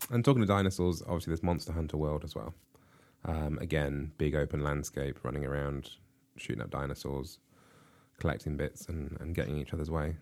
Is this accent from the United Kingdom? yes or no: yes; United Kingdom; we in the U K